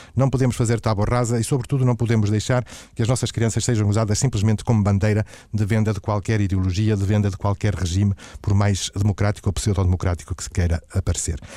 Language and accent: Portuguese; Matosinhos, Norte, Portugal; eu sou natural de Matosinhos